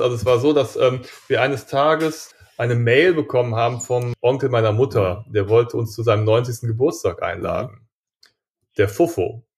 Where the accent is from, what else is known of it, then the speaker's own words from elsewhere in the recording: Germany; wir sind ja auch Deutsche